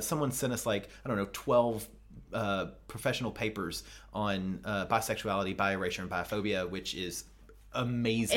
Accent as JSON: {"language": "English", "region": "the South", "country": "United States", "said": "I'm from the South, and in the South, we have thangs, not things."}